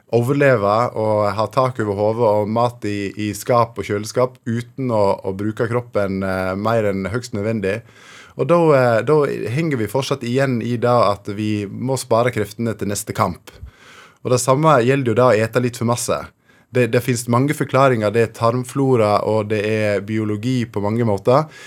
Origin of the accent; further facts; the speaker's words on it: Fortun, Vestland, Norway; i Fortun, eh, der jeg vokste opp